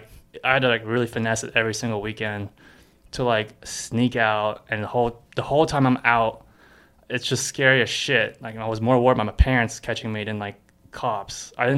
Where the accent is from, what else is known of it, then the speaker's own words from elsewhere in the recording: Texas, United States; From Texas.